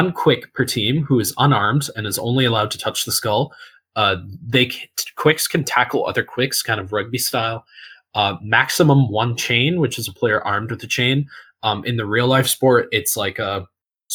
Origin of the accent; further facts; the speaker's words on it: United States; I'm American